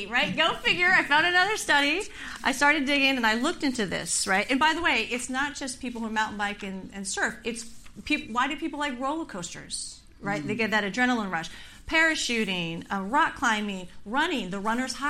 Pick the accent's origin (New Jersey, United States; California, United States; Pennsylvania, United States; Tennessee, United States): California, United States; I'm born and raised in California